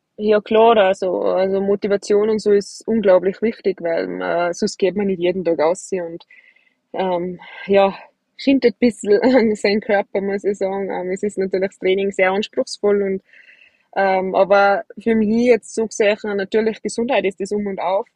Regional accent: Austria; bei uns in Hochfilzen

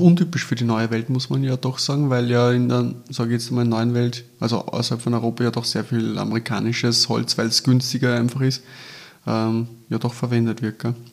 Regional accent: Austria; bei uns in Österreich

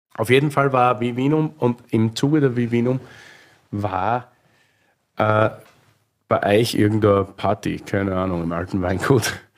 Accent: Styria, Austria; now in Berlin, Germany; bin gerade Österreicher in Deutschland

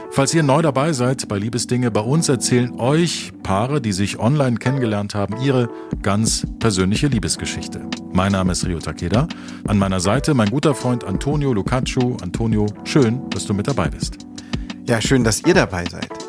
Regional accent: Wiesbaden, Hesse, Germany; ich komme ja aus Wiesbaden.

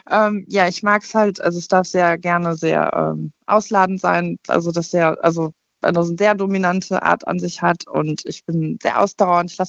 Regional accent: Cologne, North Rhine-Westphalia, Germany; ich, also ich komme aus dem Raum Köln, ich bin 38

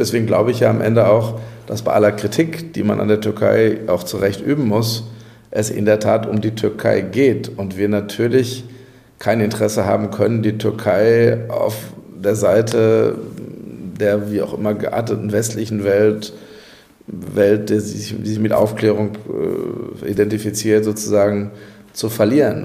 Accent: Castrop-Rauxel, North Rhine-Westphalia, Germany; meine Heimatstadt Castrop-Rauxel

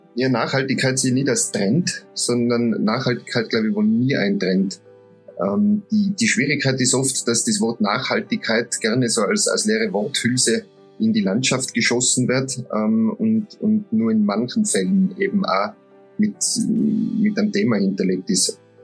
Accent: Tyrol, Austria; bei uns in Tirol

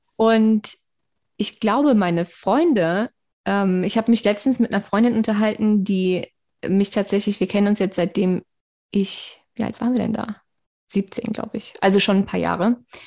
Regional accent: Darmstadt, Hesse, Germany; ich bin ja in Darmstadt groß geworden

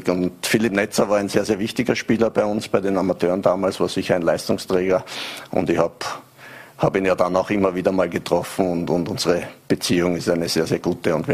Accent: Vienna, Austria; Ich war jetzt vier Jahre in der Schweiz, habe in Basel gelebt. Also jetzt war ein bisschen an meine Heimat Wien angenähert

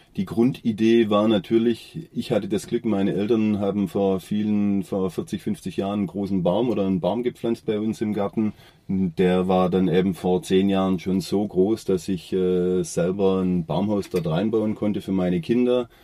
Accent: Oberndorf am Neckar, Baden-Württemberg, Germany; Ich bin hier äh, am Rande des Schwarzwaldes geboren und aufgewachsen

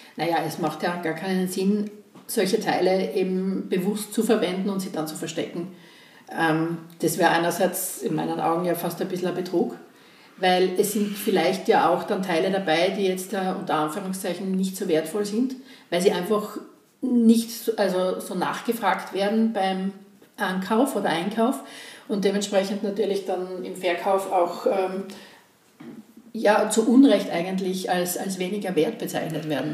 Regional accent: Graz, Styria, Austria; ich bin 52 und gebürtige Grazerin

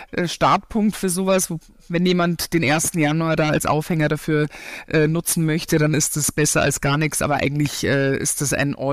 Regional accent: Garmisch-Partenkirchen, Bavaria, Germany; sogar im, in meinem Heimatort Garmisch-Partenkirchen 2011.

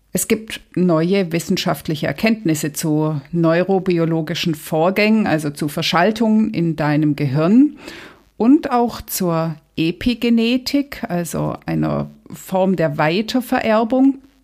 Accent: Germany; Hier bei uns in Deutschland

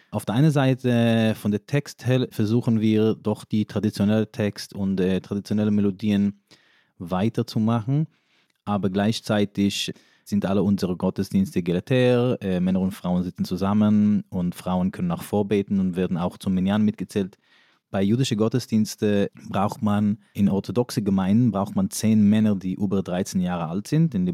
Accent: New York, United States; first language Yiddish; German is a second language; Also ich bin in New York aufgewachsen. Englisch war aber erst meine dritte oder vierte Sprache. Mhm. Das heißt, ich habe erst Jiddisch gesprochen und dann Hebräisch und dann Aramäisch und erst dann Englisch.

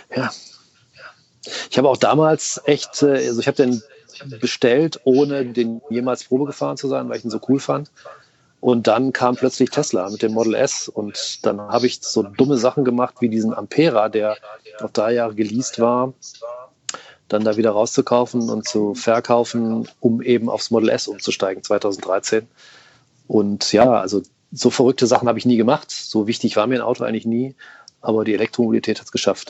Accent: Rhineland, Germany; ich bin waschechter Rheinländer

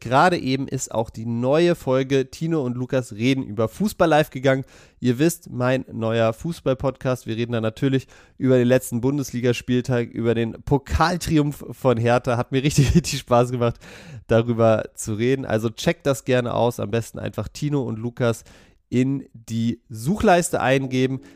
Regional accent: Berlin, Germany; Ich komme aus Berlin, ich liebe Berlin

